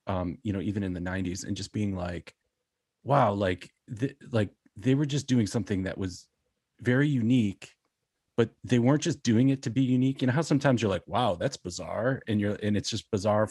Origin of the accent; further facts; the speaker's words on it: Buffalo, New York, United States; I grew up in Buffalo